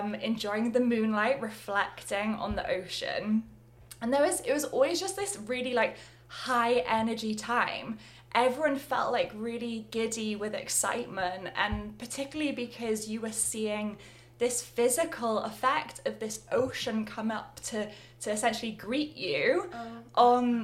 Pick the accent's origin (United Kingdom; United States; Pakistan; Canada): United Kingdom; Swansea, Wales; I grew up by the ocean, by the sea, in my hometown of Swansea in Wales.